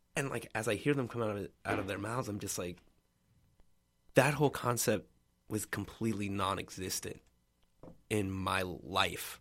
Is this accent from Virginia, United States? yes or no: yes; Richmond, Virginia, United States; I grew up in Richmond, Virginia, or in the suburbs of Richmond, Virginia